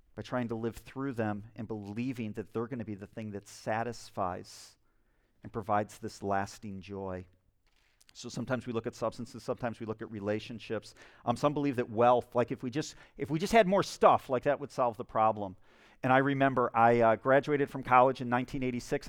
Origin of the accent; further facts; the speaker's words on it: Spring Lake, United States; my hometown of Spring Lake, I live in a small town